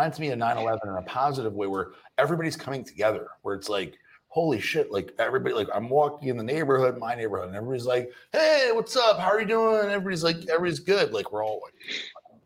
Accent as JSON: {"language": "English", "town": "New Orleans", "region": "Louisiana", "country": "United States", "also_born_or_lived": "Houston, Texas", "moved": "yes", "said": "I'm from New Orleans, but I moved there after Hurricane Katrina, but I was there for a while"}